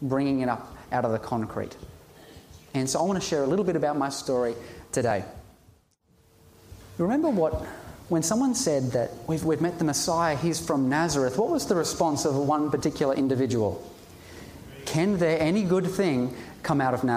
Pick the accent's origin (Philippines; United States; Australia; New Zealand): Australia; Ipswich, Queensland; I was born in Ipswich, raised in Ipswich